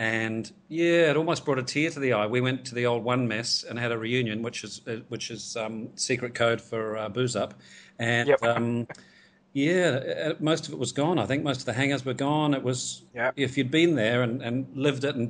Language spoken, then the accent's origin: English; Gisborne, New Zealand; moved away as an adult; also born or lived in Tauranga; now in Hong Kong; I grew up in Gisborne, so born in Tauranga, but moved to Gisborne when my dad got a transfer with his work when I was about five.